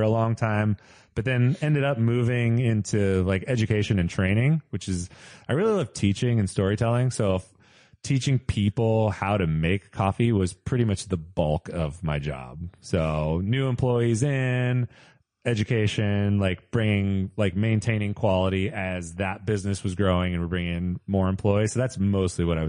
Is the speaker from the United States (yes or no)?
yes; Modesto, California, United States; also born or lived in San Francisco; I grew up in like a small town in the Central Valley.